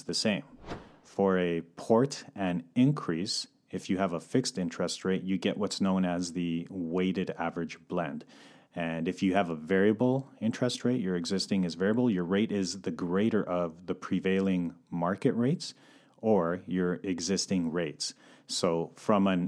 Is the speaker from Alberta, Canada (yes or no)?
yes; Calgary, Alberta, Canada; moved away as an adult; now in Vancouver, Canada; I'm born and raised in Calgary, but relocated to Vancouver in 2011